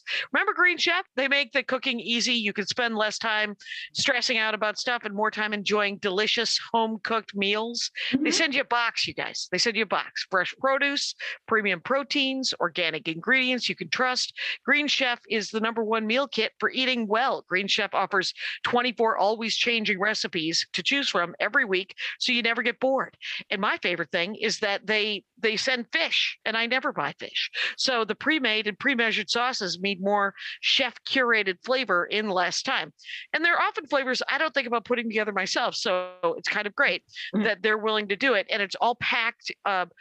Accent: Milwaukee, Wisconsin, United States; I'm from Milwaukee

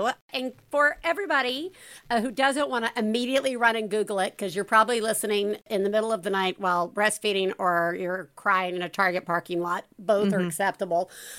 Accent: the South, United States; As a Southerner myself

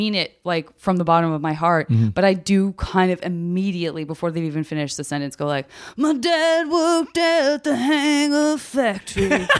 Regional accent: Tucson, Arizona, United States; Arizona. Tucson.

